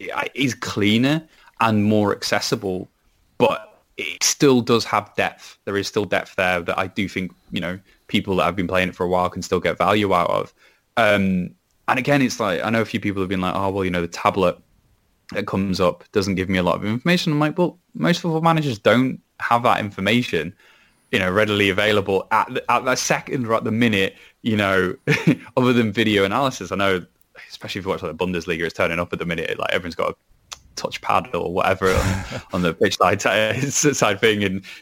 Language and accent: English; Wales, United Kingdom; even though I am a Welshman despite my accent.